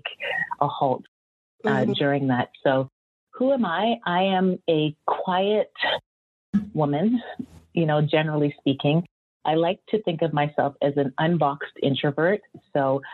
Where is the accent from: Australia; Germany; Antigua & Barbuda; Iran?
Antigua & Barbuda; moved away; also born or lived in Canada; I'm a Canadian born person, yet a lot of my childhood was spent on the island of Antigua, where my parents are from.